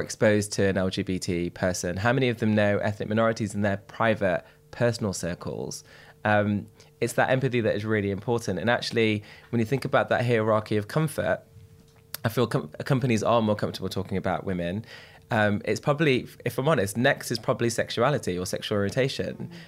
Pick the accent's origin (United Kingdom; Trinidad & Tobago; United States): United Kingdom; Derby, East Midlands; I'm from Derby, which people are most horrified with when I tell them